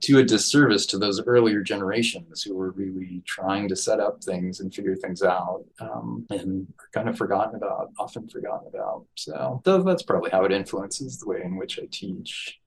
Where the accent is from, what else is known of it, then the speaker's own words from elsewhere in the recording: New Mexico, United States; moved away; growing up in New Mexico